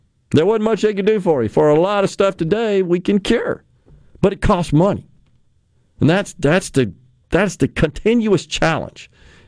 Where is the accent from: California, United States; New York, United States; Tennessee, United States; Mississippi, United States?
Mississippi, United States; I love my home state. I live here. I've raised my family here